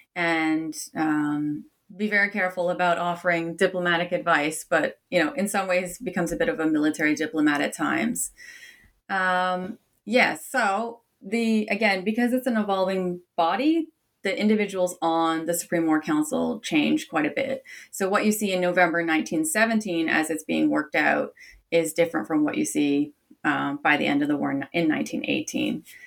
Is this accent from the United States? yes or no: no; Canada; I'm Canadian by origin